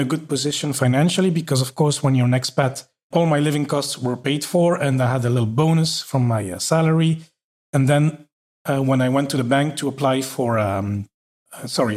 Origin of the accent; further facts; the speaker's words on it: Belgium; moved away as an adult; also born or lived in Norway / Paris, France; now in Luxembourg; I'm from Belgium